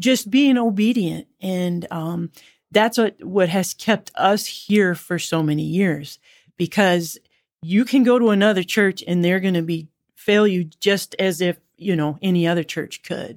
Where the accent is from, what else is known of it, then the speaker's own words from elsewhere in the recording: South Dakota, United States; moved away as an adult; also born or lived in Georgia / North Carolina; now in Marion, Illinois, United States; I'm originally from South Dakota.